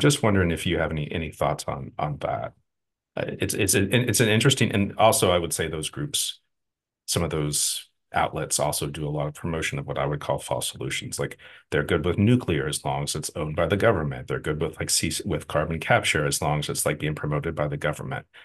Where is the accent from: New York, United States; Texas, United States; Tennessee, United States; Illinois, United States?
Texas, United States; moved away; also born or lived in Houston, Texas; I'm from the Gulf Coast. I'm from, from Texas, lived in Houston for a long time